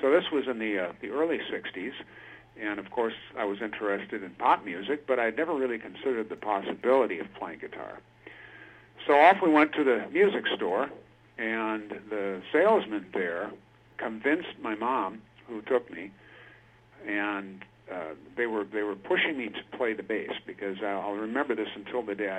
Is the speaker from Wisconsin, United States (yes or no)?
yes; Milwaukee, Wisconsin, United States; moved away as an adult; now in Washington State, United States; I spent probably most of my life in Wisconsin, southeast Wisconsin, Milwaukee area